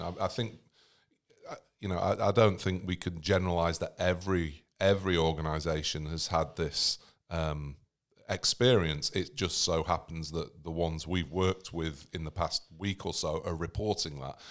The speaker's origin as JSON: {"language": "English", "country": "United States", "said": "I'm American"}